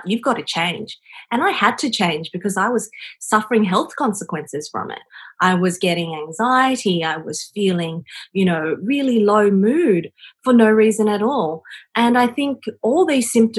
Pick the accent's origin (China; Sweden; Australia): China; moved away; growing up in China where I had nothing and now coming into the developed world where I have everything